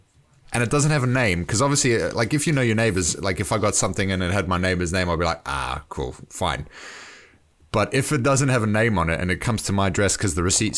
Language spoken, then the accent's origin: English; Johannesburg, Gauteng, South Africa; moved away; where I grew up. In a suburb called Rosettenville